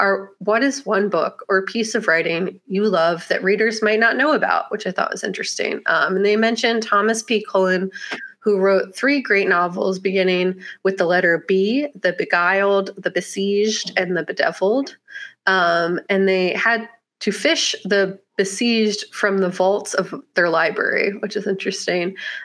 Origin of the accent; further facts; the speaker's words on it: Mexico City, Mexico; In a way, he was one of my best friends as an awkward kid growing up in Mexico City, which sounds bizarre, but it's true.